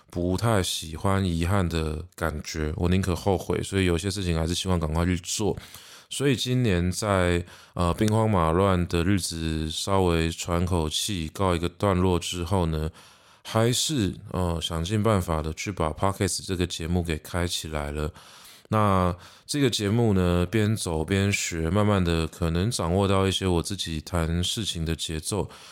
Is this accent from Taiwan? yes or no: yes; Taiwan; 台湾是一个四面环海的一座岛，所以我想海洋也讨喜着我们的家乡